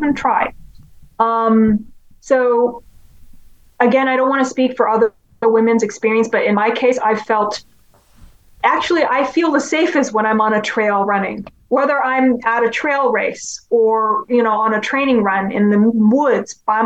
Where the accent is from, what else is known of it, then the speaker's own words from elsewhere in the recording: Hong Kong; moved away; growing up in Hong Kong